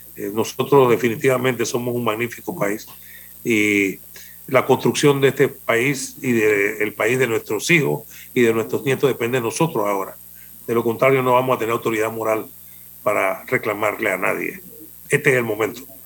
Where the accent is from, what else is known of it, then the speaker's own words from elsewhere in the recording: Panama; nosotros somos panameños y tenemos una idiosincrasia distinta de los otros países